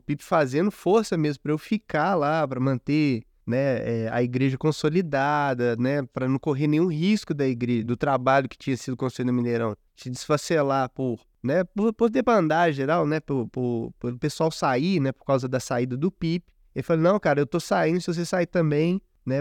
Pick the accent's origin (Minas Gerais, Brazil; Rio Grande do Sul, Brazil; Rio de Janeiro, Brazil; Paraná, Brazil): Minas Gerais, Brazil; como bom mineiro, desconfiado